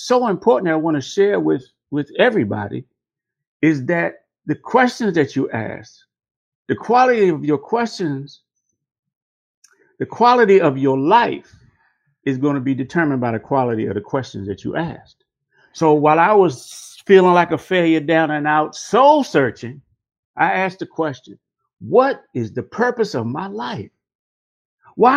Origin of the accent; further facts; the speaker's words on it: Washington, District of Columbia, United States; I was born in Washington, D.C., nation's capital